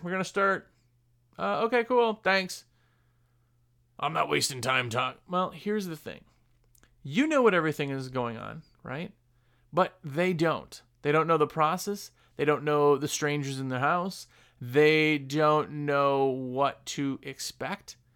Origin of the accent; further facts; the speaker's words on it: Wisconsin, United States; I'm from Wisconsin. Everybody hunts it in Wisconsin, I guess